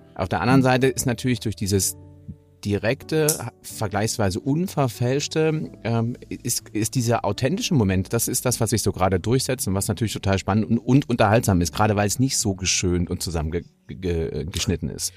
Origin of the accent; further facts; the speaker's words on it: Hamburg, Germany; als Hamburger